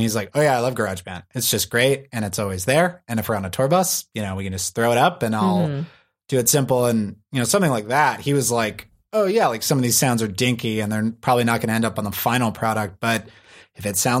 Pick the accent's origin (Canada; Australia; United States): United States; East Coast; I grew up on the East Coast, so you would get like two or three other guys.